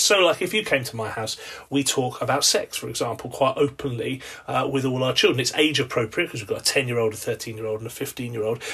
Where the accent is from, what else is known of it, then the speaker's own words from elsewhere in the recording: England, United Kingdom; as an Englishman